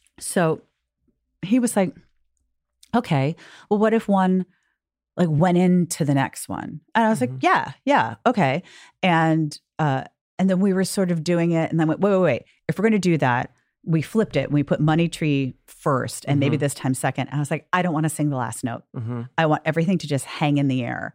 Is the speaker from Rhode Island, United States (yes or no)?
no; New York City, New York, United States; I grew up in New York City